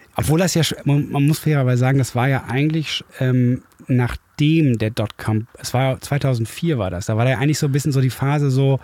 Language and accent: German; Düsseldorf, North Rhine-Westphalia, Germany; moved away as an adult; now in Hamburg, Germany; Ich bin aber in Düsseldorf aufgewachsen und war als Kind oft hier.